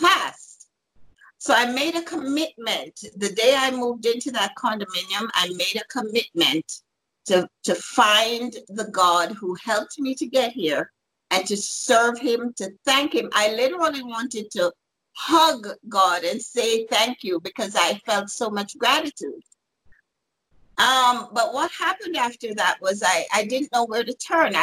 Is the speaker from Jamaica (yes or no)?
yes; Jamaica; moved away as an adult; also born or lived in New York; I'm from Jamaica originally and had moved to New York